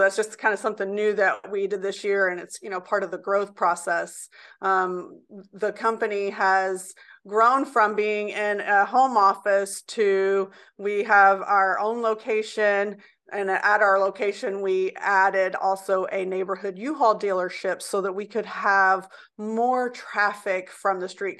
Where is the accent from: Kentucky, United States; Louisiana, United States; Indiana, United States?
Indiana, United States; Indianapolis; I was born in Indianapolis, Indiana, and I grew up downtown Indianapolis in areas that were called the Valley and Old South Side